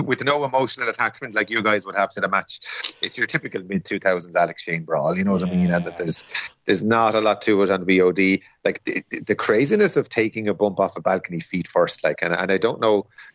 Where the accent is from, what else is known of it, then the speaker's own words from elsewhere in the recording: Waterford, Munster, Ireland; Waterford, which is my hometown